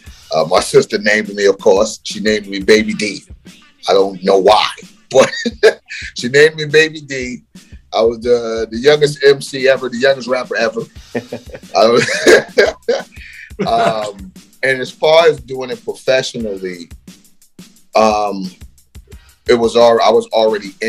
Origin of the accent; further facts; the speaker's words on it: New York City, New York, United States; also born or lived in Queens; when I was a kid growing up in Brooklyn